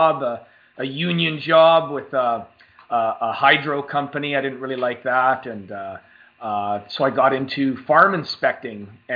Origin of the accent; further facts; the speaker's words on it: Canada; So being Canadian